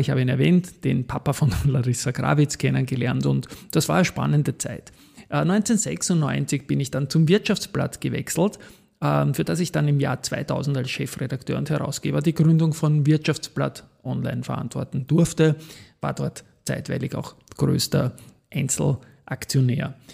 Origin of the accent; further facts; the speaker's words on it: Vienna, Austria; Ich bin 1968 in Wien geboren und aufgewachsen als Kind einer Arbeiterfamilie, hatte ein tolles Elternhaus, Donaustadt, Gegend Alte Donau